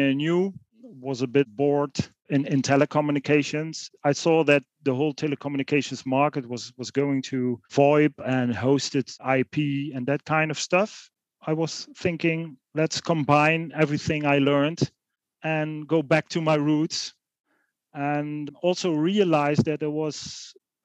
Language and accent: English; Netherlands; also born or lived in Eindhoven; I was born in the Netherlands. You could say rural areas. It's on the German border, and I was born on a farm.